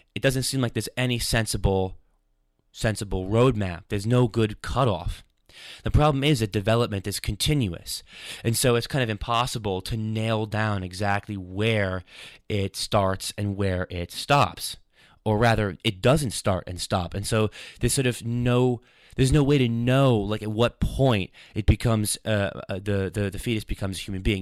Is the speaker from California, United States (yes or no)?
no; New York, United States; now in London, United Kingdom; I ran this show for a few years on a radio station, W C W P, in my hometown in New York.